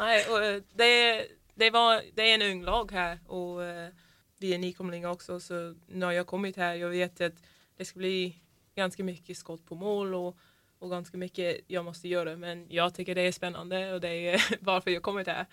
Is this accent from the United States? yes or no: yes; Florida, United States; Swedish is a second language; moved away as an adult; also born or lived in Linköping, Sweden / Sunne, Sweden; now in Sweden; Jag är från Florida.